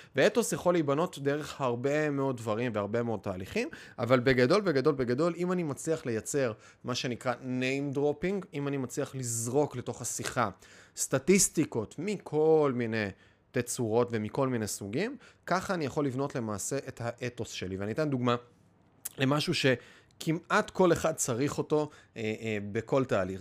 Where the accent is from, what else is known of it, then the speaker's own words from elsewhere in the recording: Kiryat Bialik, Haifa District, Israel; גדלתי בקריית ביאליק, גדלתי בקריות